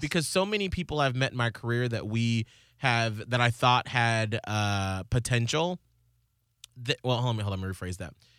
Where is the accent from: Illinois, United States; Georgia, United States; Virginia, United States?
Georgia, United States; Atlanta; in Atlanta growing up